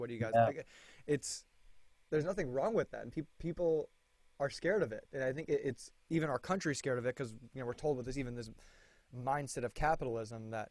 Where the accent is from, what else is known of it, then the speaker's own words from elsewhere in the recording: Florida, United States; I'm from Florida